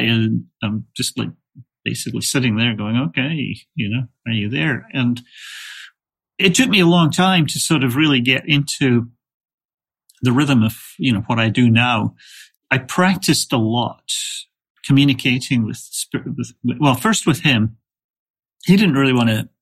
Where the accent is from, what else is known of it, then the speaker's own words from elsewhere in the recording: Scotland, United Kingdom; also born or lived in England; now in United States; I was raised in Scotland, lived in England, and then moved to the States about 30